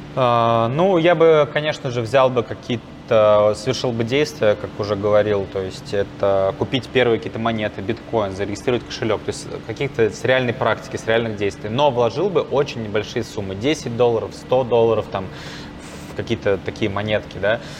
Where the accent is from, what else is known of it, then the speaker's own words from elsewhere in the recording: Volgograd, Volgograd Oblast, Russia; moved away; also born or lived in Moscow; я, ну, сам из Волгограда